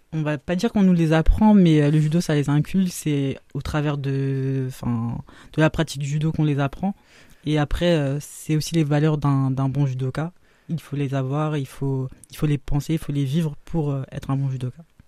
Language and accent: French; Paris, Île-de-France, France; je suis née à Paris aussi